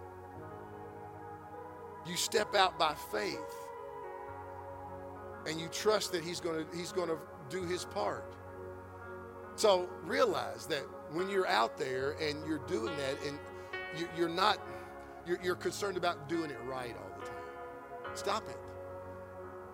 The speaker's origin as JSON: {"language": "English", "town": "Georgetown", "country": "United States", "tie": "born or raised there", "also_born_or_lived": "Florence", "said": "I grew up in Georgetown. Part of my high school years was in Georgetown"}